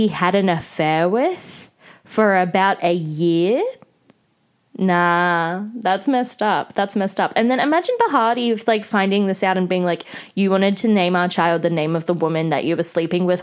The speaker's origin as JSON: {"language": "English", "country": "Australia", "tie": "born or raised there", "said": "growing up in Australia"}